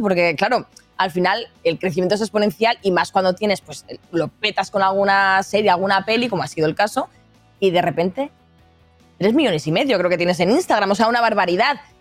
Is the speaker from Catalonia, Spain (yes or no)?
yes; Catalonia, Spain; Que soy catalana